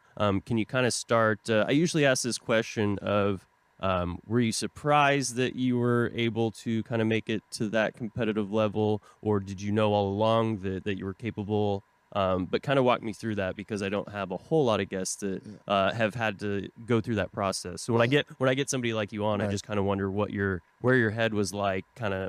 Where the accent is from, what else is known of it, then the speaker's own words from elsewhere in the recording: Tulsa, Oklahoma, United States; moved away; I'm from Tulsa, Oklahoma originally.